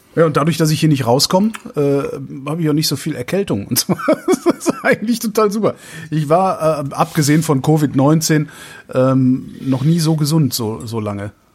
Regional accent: Germany; wir sind ja Deutsche

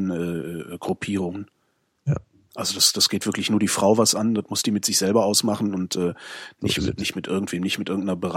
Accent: Bavaria, Germany; wie nennt man auf Hessisch und Kölsch das Ende vom Brot? Bei uns in Oberbayern ist es Scherzel.

